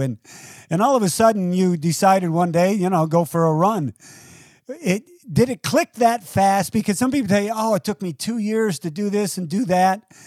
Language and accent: English; United States; also born or lived in Toledo, Ohio / Detroit, Michigan; I grew up in Toledo and Detroit